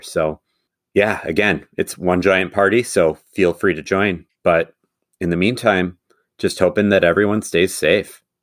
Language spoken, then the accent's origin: English; Madison, Wisconsin, United States; moved away as an adult; now in Minnesota, United States; my hometown of Madison